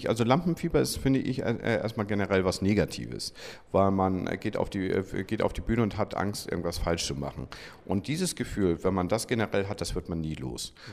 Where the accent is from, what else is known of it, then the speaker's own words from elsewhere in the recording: Kiel, Schleswig-Holstein, Germany; Ich bin Kieler und äh, also ich bin in Kiel geboren und dann die ersten fünf Jahre hier gewesen, dann 15 Jahre außerhalb und äh, jetzt seit ähm, seitdem ich 20 bin, wieder hier, also 27 Jahre.